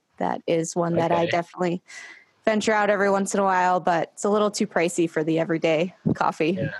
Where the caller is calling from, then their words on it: Long Beach, California, United States; I am in Long Beach, California.